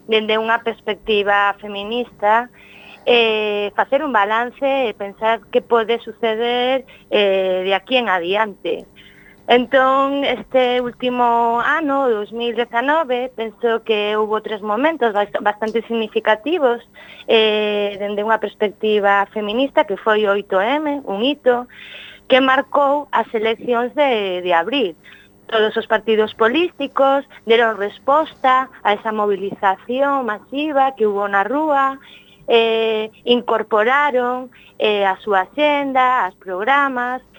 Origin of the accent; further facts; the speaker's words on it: Galicia, Spain; nós como feministas galegas que temos a nosa propia xenda